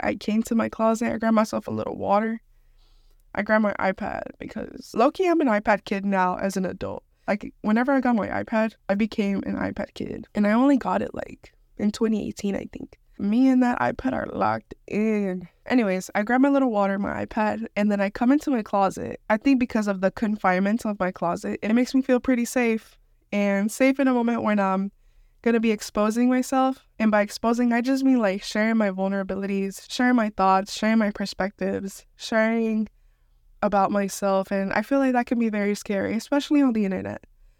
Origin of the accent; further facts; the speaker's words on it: Houston, Texas, United States; I'm from Houston, and even I don't know my whole city.